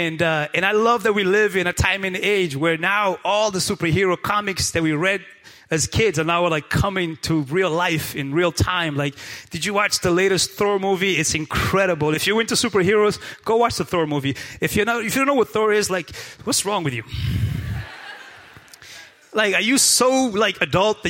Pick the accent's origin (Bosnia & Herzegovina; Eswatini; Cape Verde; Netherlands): Cape Verde; Praia, Santiago; moved away; I was born and raised in Cape Verde Islands, in the best island of all the 10. I was born and raised in Praia Santiago.